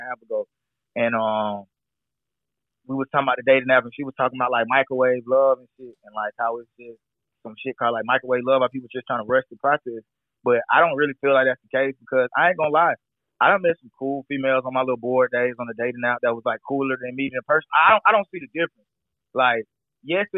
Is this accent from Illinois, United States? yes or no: no; Atlanta, Georgia, United States; I'm definitely true Atlanta. I was born in Grady